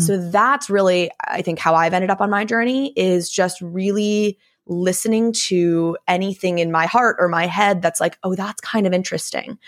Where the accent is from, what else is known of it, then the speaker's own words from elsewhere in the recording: Vermont, United States; I grew up in Vermont, which is obviously a very liberal state